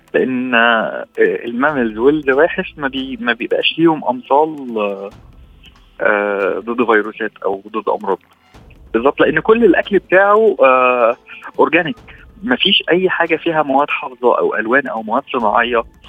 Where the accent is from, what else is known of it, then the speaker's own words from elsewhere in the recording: Egypt; عندنا في مصر هنا